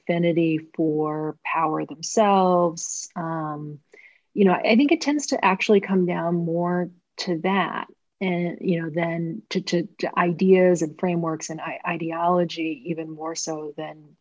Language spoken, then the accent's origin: English; Portland, Maine, United States; I grew up in Portland, Maine